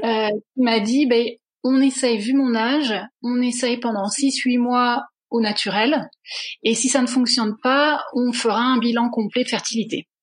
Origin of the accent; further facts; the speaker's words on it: France; moved away as an adult; also born or lived in Netherlands / England; now in Brussels, Belgium; je suis française d'origine, mais ça fait maintenant à peu près 8-9 ans que je suis établie à Bruxelles.